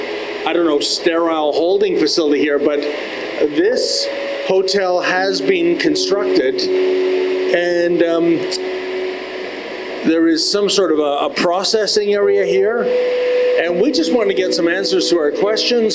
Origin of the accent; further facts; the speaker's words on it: Canada; we as Canadian citizens